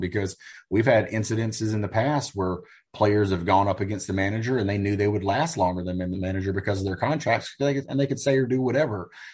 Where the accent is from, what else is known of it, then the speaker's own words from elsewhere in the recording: United States; as an American